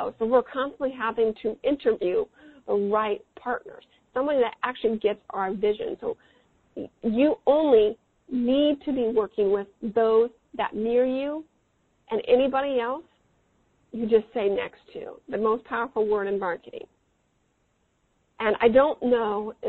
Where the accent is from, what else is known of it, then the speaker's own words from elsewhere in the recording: Midwest, United States; I'm from the Midwest